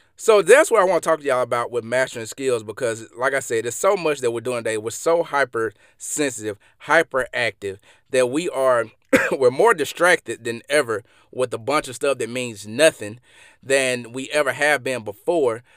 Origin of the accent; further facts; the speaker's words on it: Mississippi, United States; I'm from Mississippi, and y'all probably can hear this in my accent